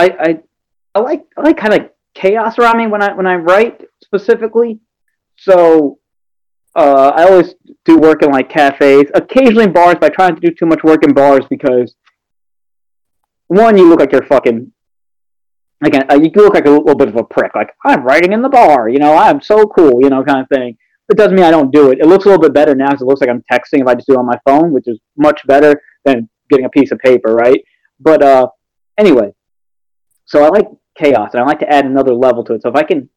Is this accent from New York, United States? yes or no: yes; New York City, New York, United States; also born or lived in Brooklyn; now in Albany, United States; growing up in New York City, around a lot of black people